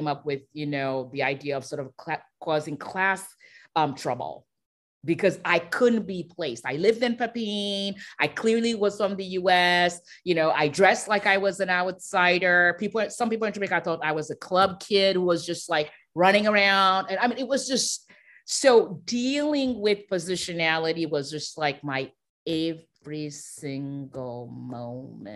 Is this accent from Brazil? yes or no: no; Haiti; I'm from Haiti